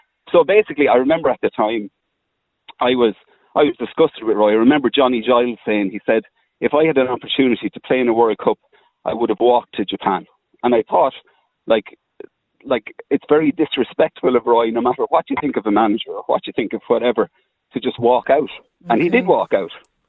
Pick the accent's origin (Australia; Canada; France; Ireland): Ireland; Carlow, Leinster; I'm from Carlow.